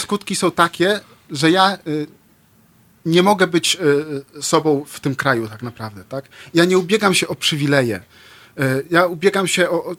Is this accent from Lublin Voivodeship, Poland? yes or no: yes; Lublin, Lublin Voivodeship, Poland; jestem z Lublina.